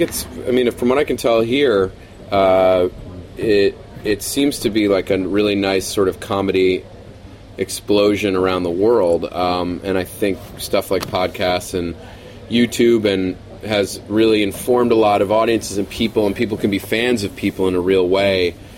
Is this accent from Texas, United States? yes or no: no; New York, United States; moved away as an adult; now in Los Angeles, United States; I'm from New York uh, originally